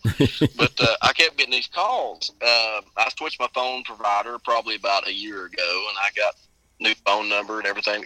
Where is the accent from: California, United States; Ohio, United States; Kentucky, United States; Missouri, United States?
Kentucky, United States; Inez; I'm from, Inez, Kentucky.